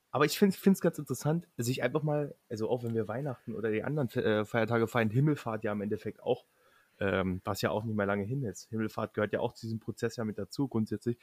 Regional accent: Lusatia, Germany; wir kommen aus der Region, da wo Quark mit Leinöl herkommt.

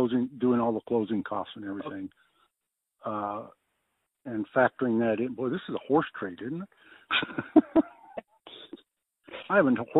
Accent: United States; moved away as an adult; I'm a native Washingtonian. I was born in Washington. We lived in God, I lived there for 10 years or so before I went in the military.

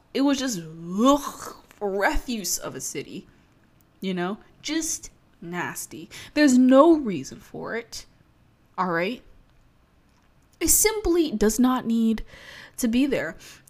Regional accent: Maryland, United States; accent: slight Baltimore accent; also born or lived in Virginia; when I was a child, we moved from Virginia to Maryland, and that is where we have been raised thus far. That's where I got this stupid fucking accent from.

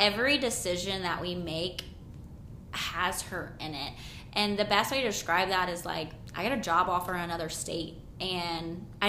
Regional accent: the South, United States; I grew up in the South.

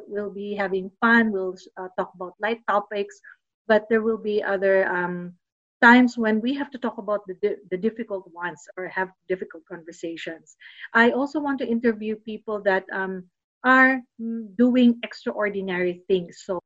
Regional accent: Los Baños, Calabarzon, Philippines; moved away as an adult; also born or lived in New Zealand; now in Melbourne, Australia; UP Los Baños. That is also my hometown. I grew up in that town

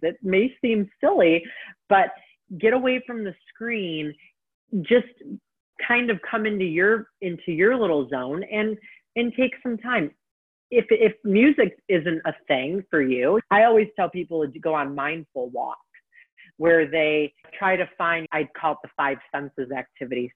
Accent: Detroit, Michigan, United States; now in Texas, United States; my home state of Michigan. I don't live there currently, but I'm from Detroit

